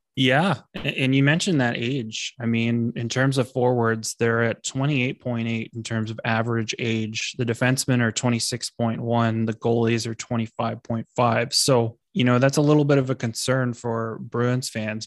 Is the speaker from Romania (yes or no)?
no; Canada; we're Canadian people